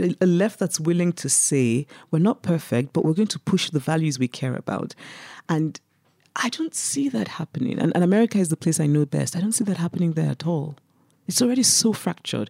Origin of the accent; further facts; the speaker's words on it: Nigeria; moved away as an adult; also born or lived in United States; I grew up in Nigeria, I was under military dictatorships